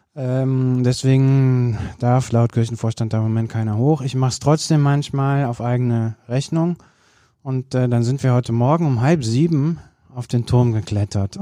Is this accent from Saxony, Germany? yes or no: no; countryside not far from Cologne, North Rhine-Westphalia, Germany; ich bin auf dem Land groß geworden, jetzt äh, nicht total weit von Köln weg, aber doch auf dem platten Land